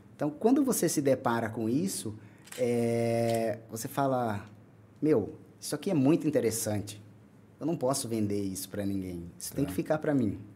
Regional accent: Salto, São Paulo, Brazil; also born or lived in Pernambuco / Itu; Eu sempre morei aqui na, na região, Salto

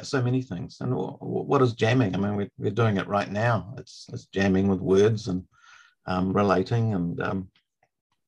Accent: New Zealand

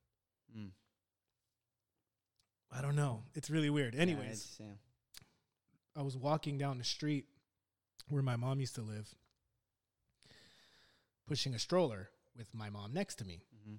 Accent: Los Angeles, California, United States; So I was born in Lakeview Terrace, of all places. It's not as beautiful as it sounds. In 1978, I'm 41 years old. I'm 41. I was born and raised.

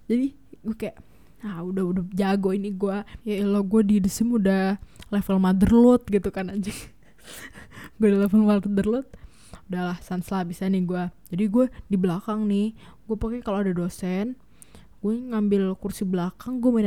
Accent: Tangerang, Banten, Indonesia; sebagai orang Tangerang eh orang selatan Jakarta yang very very hits gitu yang tinggal di border itu

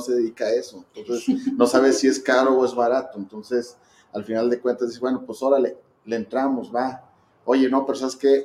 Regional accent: Zacatecas, Mexico; somos gente pues, de Zacatecas, que le hemos chambeado

